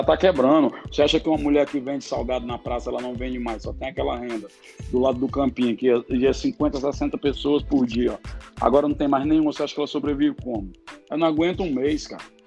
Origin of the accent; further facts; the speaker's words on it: Fortaleza, Ceará, Brazil; sou aqui de Fortaleza, Ceará